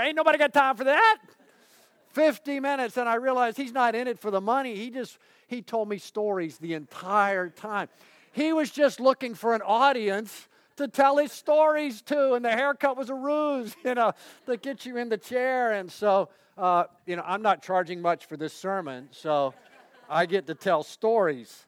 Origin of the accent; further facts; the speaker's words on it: Ocala, Florida, United States; moved away; also born or lived in Pittsburgh / Gainesville; Ocala, my hometown